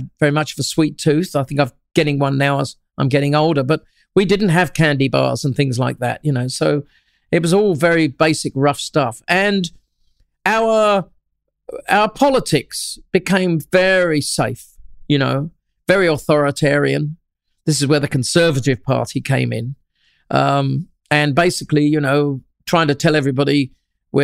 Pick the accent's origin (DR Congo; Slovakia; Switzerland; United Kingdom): United Kingdom; Shoreham-by-Sea, South East England; moved away as an adult; now in Australia; Shoreham-by-Sea, a little town between Worthing and Brighton in Sussex, right on the English Channel